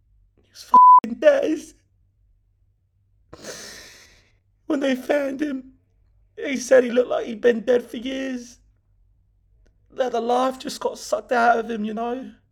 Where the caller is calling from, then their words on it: London, United Kingdom; And I'm from London.